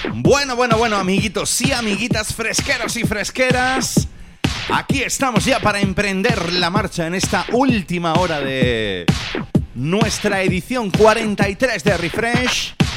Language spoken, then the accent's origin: Spanish; Jaén, Andalusia, Spain; soy de Jaén